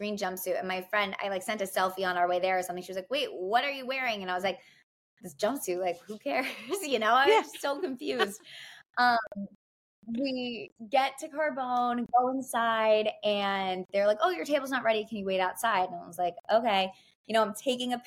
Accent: New Jersey, United States; now in New York, United States; I'm from New Jersey.

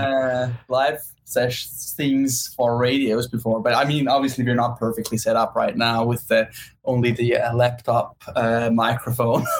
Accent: Switzerland; born or raised there; moved away as an adult; also born or lived in New York; now in Los Angeles, United States

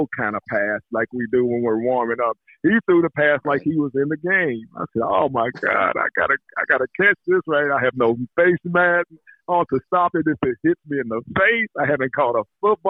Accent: Indianapolis, Indiana, United States; growing up in Indianapolis, Indiana.

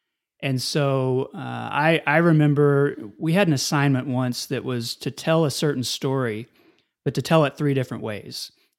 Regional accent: Amarillo, Texas, United States; also born or lived in Lubbock, Texas; Not born, but raised.

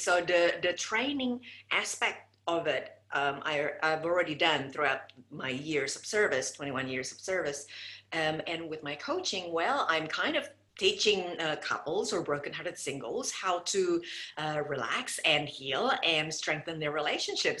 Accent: Indonesia; moved away as an adult; I came from Indonesia and I moved here um, in 1996 to marry my first husband

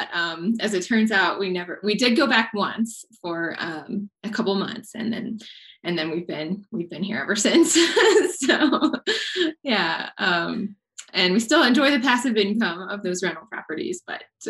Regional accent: Texas, United States; also born or lived in Colorado; I grew up in Texas and decided to move out to Colorado, gosh, in like 2009

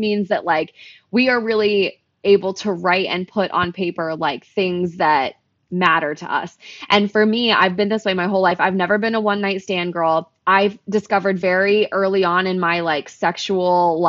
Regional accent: Oklahoma, United States; moved away; also born or lived in Florida; I grew up in Oklahoma

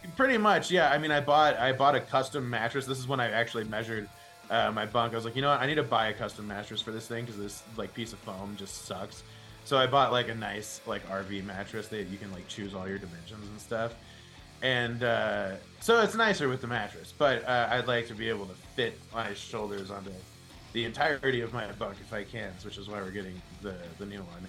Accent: Denver, Colorado, United States; my hometown

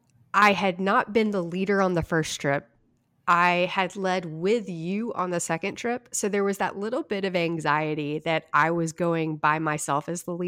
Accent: High Point, North Carolina, United States; now in Shreveport, United States; I grew up in High Point.

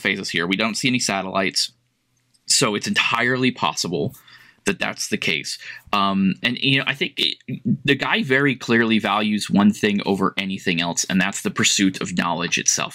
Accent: United States; I'm American.

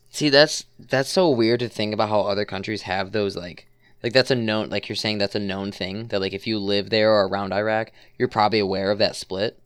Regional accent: Chicago suburbs, Illinois, United States; the suburbs

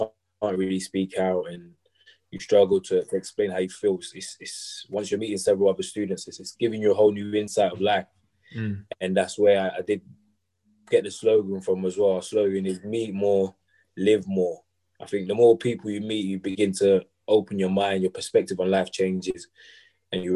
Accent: Dagenham, London, United Kingdom; moved away as an adult; now in Loughborough, United Kingdom; I'm from Dagenham originally, around London.

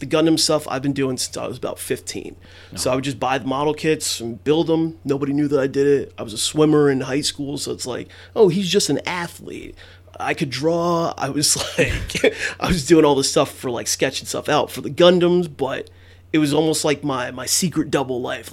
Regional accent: Mount Vernon, New York, United States; Still born and raised there, right in Mount Vernon, Yonkers area. And I've been here all my life

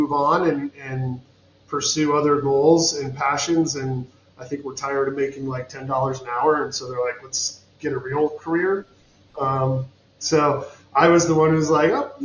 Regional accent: Portland, Oregon, United States; moved away as an adult; now in New Mexico, United States; growing up in Portland, Oregon, as a youngster

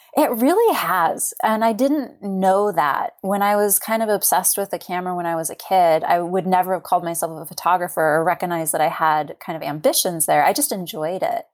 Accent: California, United States; moved away as an adult; also born or lived in Oregon coast; now in Astoria, United States; I was born and raised in California and, uh, about four years ago moved to the Oregon coast

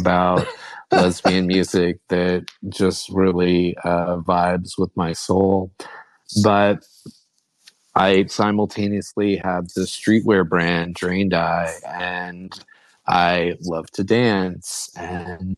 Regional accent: Midwest, United States; now in Philadelphia, United States; I'm from the Midwest

